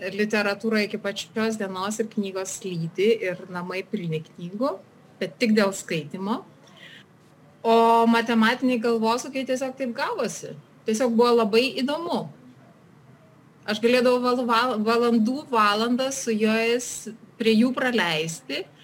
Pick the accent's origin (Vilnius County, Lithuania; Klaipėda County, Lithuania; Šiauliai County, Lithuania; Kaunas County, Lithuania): Šiauliai County, Lithuania; Kelmė district; moved away as an adult; also born or lived in Germany; now in Switzerland; aš užaugau Želvių kaime, Kelmės rajone, baigiau užvenčio vidurinę mokyklą.